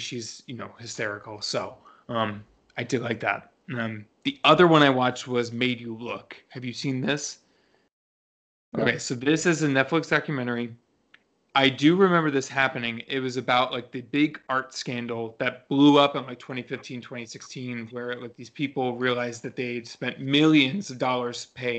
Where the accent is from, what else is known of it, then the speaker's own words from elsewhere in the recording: New York City, New York, United States; moved away; I'm originally from New York.